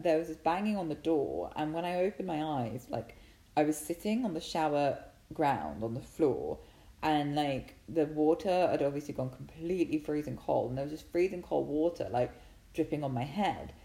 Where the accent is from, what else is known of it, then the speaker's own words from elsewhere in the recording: England, United Kingdom; I'm English